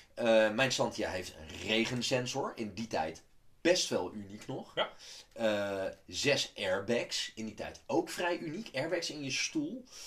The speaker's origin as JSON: {"language": "Dutch", "town": "Amsterdam", "region": "North Holland", "country": "Netherlands", "tie": "born or raised there", "said": "ik ben deels opgegroeid in Amsterdam"}